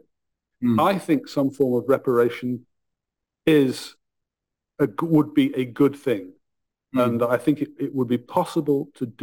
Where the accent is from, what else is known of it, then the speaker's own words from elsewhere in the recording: Huddersfield, Yorkshire and the Humber, United Kingdom; my hometown in Huddersfield